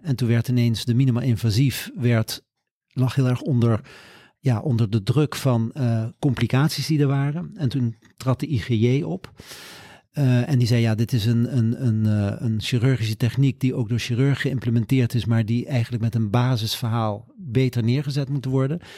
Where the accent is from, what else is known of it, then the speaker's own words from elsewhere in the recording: Leiden, South Holland, Netherlands; also born or lived in Curaçao / Groningen; ben ik hier in Leiden, in Oesgees, op school gegaan